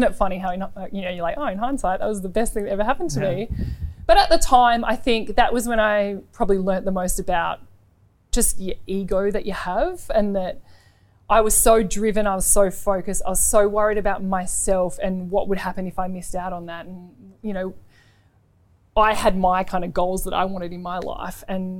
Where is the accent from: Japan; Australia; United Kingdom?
Australia; I think as a diamond, as an Australian netballer